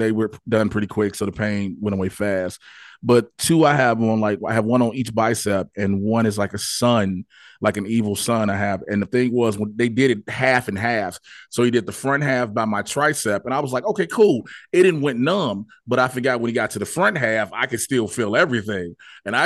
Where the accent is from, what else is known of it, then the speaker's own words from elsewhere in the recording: outside of Chicago, Illinois, United States; I grew up outside of Chicago